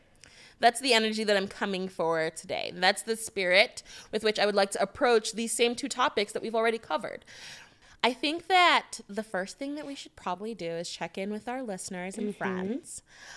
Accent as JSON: {"language": "English", "region": "Connecticut", "country": "United States", "tie": "born or raised there", "said": "I was raised in Connecticut. That's why I did my boarding school."}